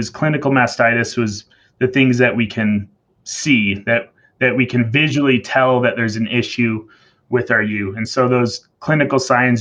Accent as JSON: {"language": "English", "town": "Chandler", "region": "Arizona", "country": "United States", "tie": "born or raised there", "also_born_or_lived": "Montana / Wyoming", "moved": "as an adult", "lives_now": "Utah, United States", "said": "I grew up in Chandler, Arizona, kind of dairy country, and grew up on a small farm"}